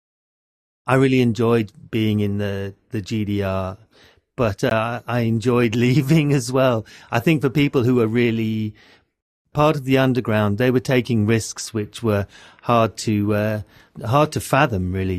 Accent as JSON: {"language": "English", "region": "London", "country": "United Kingdom", "moved": "as an adult", "lives_now": "Berlin, Germany", "said": "I'm from London in England. I've been living in Berlin since the early 2000s"}